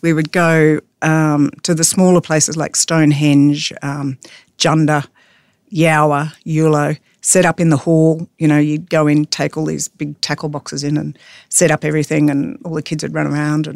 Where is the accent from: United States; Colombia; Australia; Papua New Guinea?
Australia; North Queensland; moved away as an adult; also born or lived in Charleville / London; I'm from North Queensland